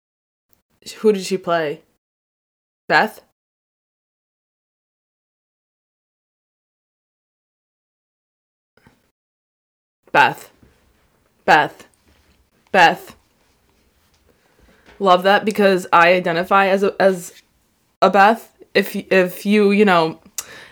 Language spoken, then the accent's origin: English; United States; being an American